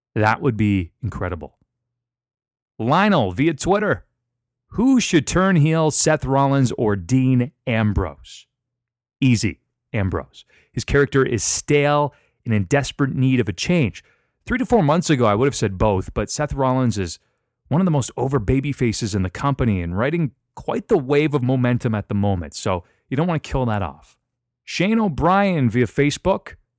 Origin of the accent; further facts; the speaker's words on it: London, Ontario, Canada; my hometown of London, Ontario, Canada.